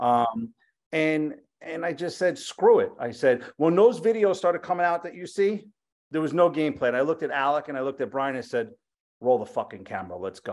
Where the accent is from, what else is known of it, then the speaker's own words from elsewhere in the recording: Yonkers, New York, United States; also born or lived in Bronx; my family's all from the Bronx. I grew up in Yonkers